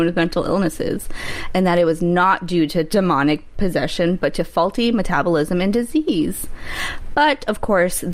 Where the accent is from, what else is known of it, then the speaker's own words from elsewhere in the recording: North Shore, Massachusetts, United States; I grew up in the North Shore area